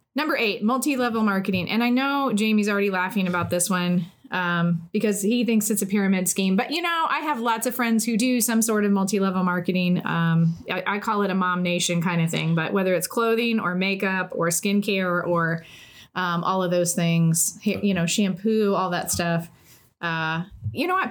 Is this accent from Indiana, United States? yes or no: yes; Indiana, United States; we're both from Indiana and went to Ball State